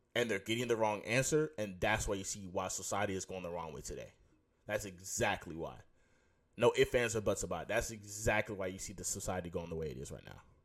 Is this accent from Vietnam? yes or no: no; Houston, Texas, United States; I'm from Houston.